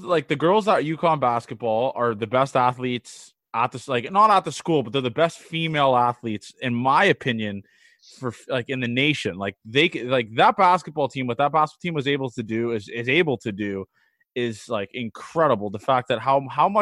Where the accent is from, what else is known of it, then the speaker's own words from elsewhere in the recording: Canada; we're from Canada